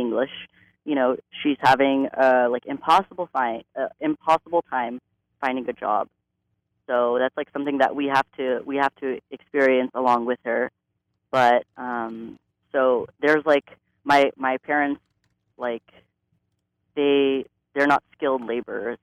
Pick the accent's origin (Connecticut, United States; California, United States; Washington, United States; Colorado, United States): California, United States; Pasadena; I grew up in Pasadena, and I grew up in a pretty disenfranchised community.